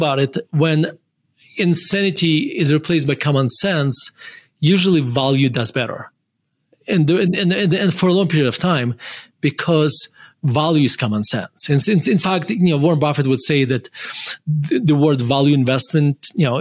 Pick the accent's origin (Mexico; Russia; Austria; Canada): Russia; Murmansk, Murmansk Oblast; moved away as an adult; now in Denver, United States; I was born in Russia, and I used to say this, with pride that I'm from Russia